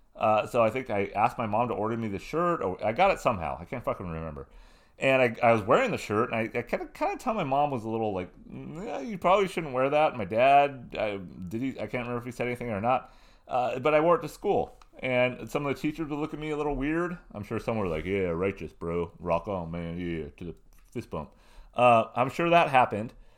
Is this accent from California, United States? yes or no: yes; Southern California, United States; I was a punk rock kid, growing up in Southern California, being in bands.